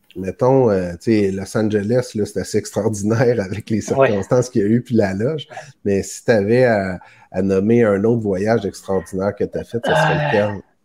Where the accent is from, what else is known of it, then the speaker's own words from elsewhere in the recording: Montreal, Quebec, Canada; je viens de Montréal